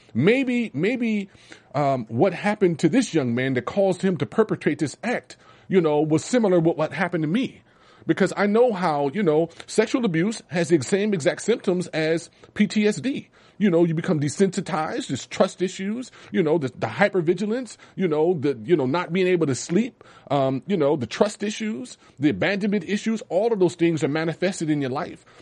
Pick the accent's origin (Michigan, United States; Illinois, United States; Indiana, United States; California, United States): California, United States; Los Angeles; growing up in Watts was challenging.